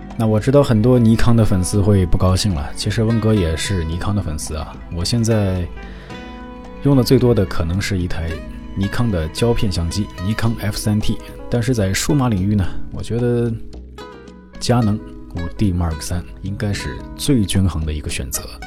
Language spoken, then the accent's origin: Chinese; Inner Mongolia, China; moved away as an adult; now in Japan; 我是中国人，我是内蒙人。嗯，虽然我是汉族啊，但是在内蒙古生活了将近二